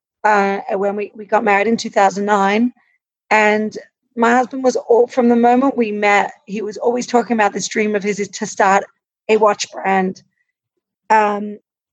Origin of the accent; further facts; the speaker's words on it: Australia; I grew up in Australia